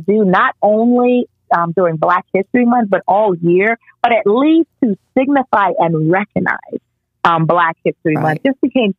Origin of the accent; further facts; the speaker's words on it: United States; born there; you know, I was Jamaican every day, although I was born in the United States.